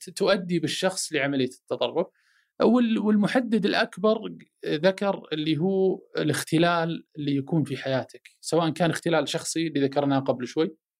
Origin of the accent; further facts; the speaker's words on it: Saudi Arabia; انا سعودي، عربي، مسلم، هلالي، نصراوي